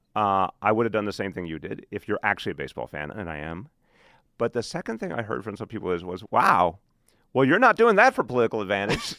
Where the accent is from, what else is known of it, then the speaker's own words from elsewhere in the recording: New York, United States; I'm a New Yorker.